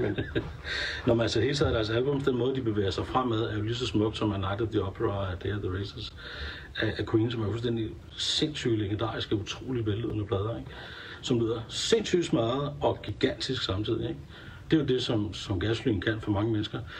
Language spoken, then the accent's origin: Danish; Denmark